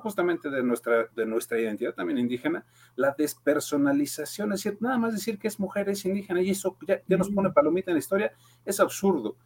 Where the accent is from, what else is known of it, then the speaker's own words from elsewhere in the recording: Mexico; como somos todos mexicanos